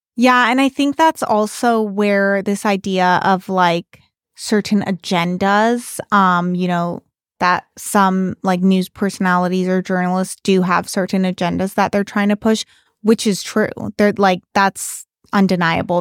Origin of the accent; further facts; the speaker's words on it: Bay Area, California, United States; moved away; I'm from the Bay Area